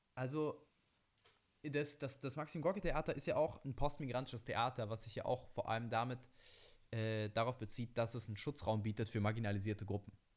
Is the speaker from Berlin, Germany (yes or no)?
yes; Berlin, Germany; ich komme aus Berlin und das ist meine Stadt